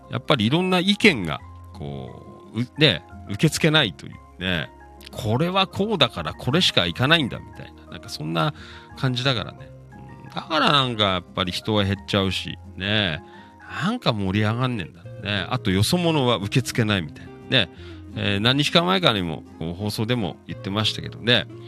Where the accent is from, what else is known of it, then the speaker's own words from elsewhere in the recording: Noda, Chiba, Japan; moved away as an adult; 野田出身でね、三十何年野田で生まれ育ったんですけど